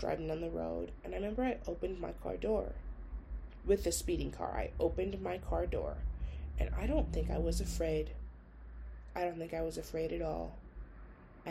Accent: St. Paul, Minnesota, United States; I was born in St. Paul

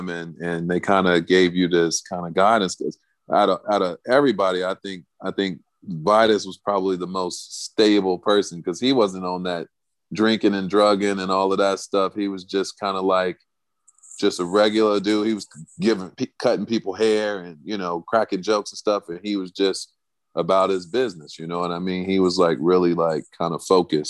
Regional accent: Chicago, Illinois, United States; moved away; I'm from Chicago

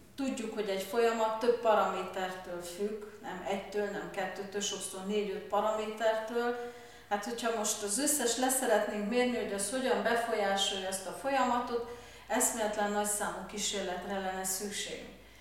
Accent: Târgu Mureș, Mureș County, Romania; én Marosvásárhelyen születtem, és pont az orvosi egyetem mellett laktunk

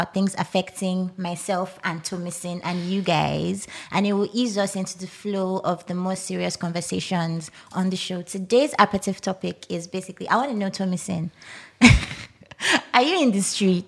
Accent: Nigeria; as a Nigerian single babe

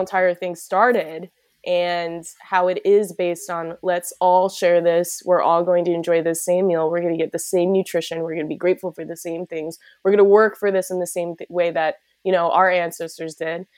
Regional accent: Midwest, United States; also born or lived in South Korea; now in Los Angeles, United States; I am adopted from South Korea, uh, to a family of white people from the Midwest

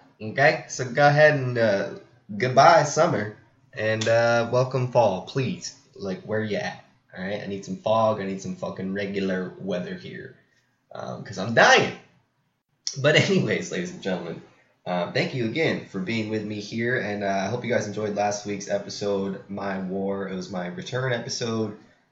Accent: Pacific Grove, California, United States; my hometown, Monterey, California, and, well, my hometown's Pacific Grove

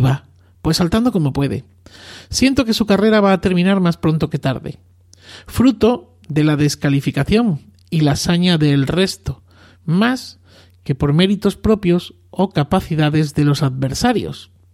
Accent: Arroyo de la Luz, Extremadura, Spain; moved away; mi tierra natal, Extremadura, y más concretamente en mi pueblo, Arroyo de la Luz, a escasos 20 kilómetros de Cáceres

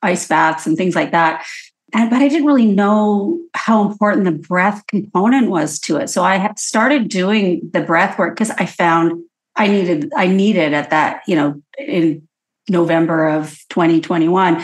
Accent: Edmonton, Alberta, Canada; now in Vancouver, Canada; I'm born and raised in Edmonton, Alberta, moved to Vancouver quickly

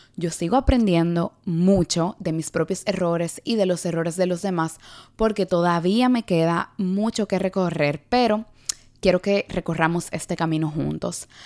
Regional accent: Dominican Republic; also born or lived in New York City, United States; now in New York, United States; una neoyorquina criada en la República Dominicana y actualmente residente de la ciudad de Nueva York

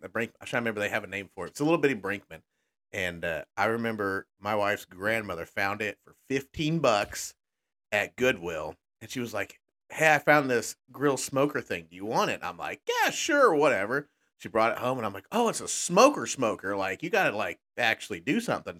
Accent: Texas, United States; now in Midwest, United States; growing up in Texas

